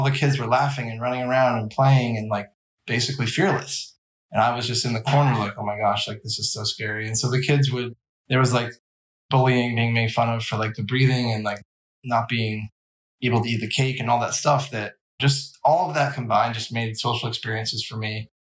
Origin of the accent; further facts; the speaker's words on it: Vermont, United States; I grew up in Vermont